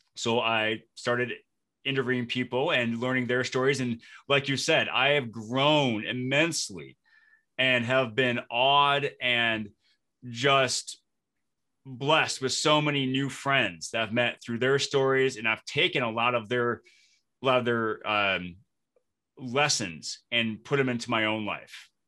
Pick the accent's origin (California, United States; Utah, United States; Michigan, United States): Michigan, United States; Flint; moved away as an adult; also born or lived in Detroit, Michigan; now in Minnesota, United States; I live in Minnesota, but I'm originally from Flint, Michigan